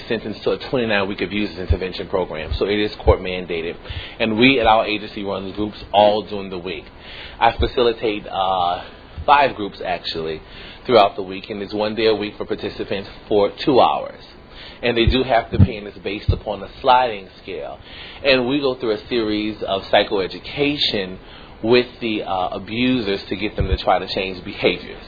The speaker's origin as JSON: {"language": "English", "town": "New Orleans", "region": "Louisiana", "country": "United States", "moved": "yes", "said": "I'm actually from New Orleans, Louisiana."}